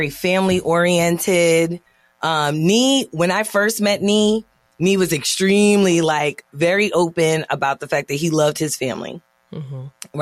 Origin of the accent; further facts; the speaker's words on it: Haiti; being Haitian